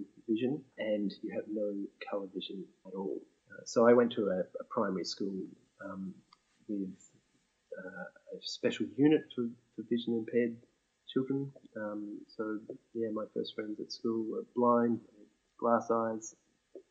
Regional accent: Brisbane, Queensland, Australia; from Brisbane in Queensland, Australia, and I grew up there

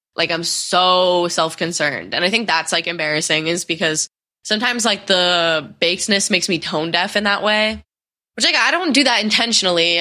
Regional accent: Connecticut, United States; moved away as an adult; I spent a su-, like a month home in Connecticut, which I haven't done since quarantine. I just, like, made up with a lot of my friends from high school

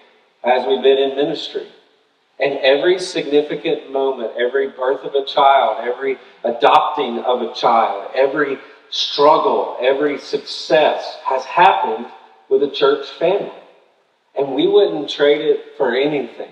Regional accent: Tennessee, United States; moved away as an adult; also born or lived in Birmingham, Alabama; I'm from Tennessee

